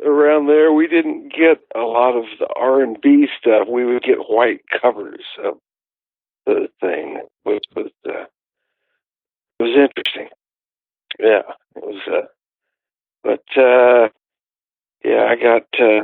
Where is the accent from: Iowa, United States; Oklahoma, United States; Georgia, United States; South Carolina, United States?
Oklahoma, United States; Tulsa; now in Eureka Springs, United States; I'm from Tulsa, Oklahoma, is where I was born and raised. I now live in Eureka Springs, Arkansas